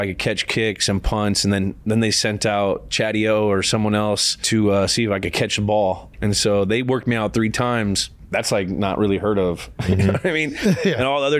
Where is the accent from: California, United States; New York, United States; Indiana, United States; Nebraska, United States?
California, United States; also born or lived in Ohio; I'm from California.